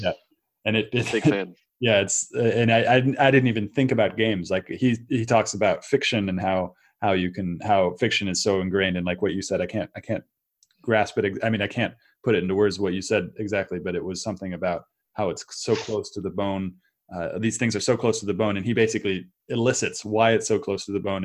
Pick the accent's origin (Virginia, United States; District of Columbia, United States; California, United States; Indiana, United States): California, United States; Silicon Valley; moved away as an adult; also born or lived in Brazil; I grew up in Silicon Valley, I grew up in this area